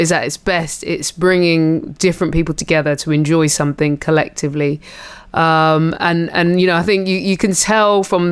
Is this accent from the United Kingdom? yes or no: yes; England, United Kingdom; I come from Jamaican heritage because of my mum, even though I was, you know, born and bred in England